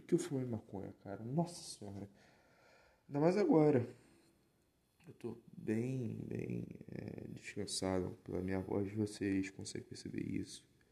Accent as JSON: {"language": "Portuguese", "town": "Nova Iguaçu", "region": "Rio de Janeiro", "country": "Brazil", "said": "eu sou do Rio, eu sou da região metropolitana aqui do Rio, de Nova Iguaçu e tudo, da Baixada"}